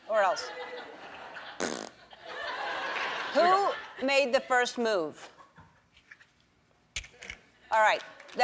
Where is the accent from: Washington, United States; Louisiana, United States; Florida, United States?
Louisiana, United States; New Orleans; I'm from New Orleans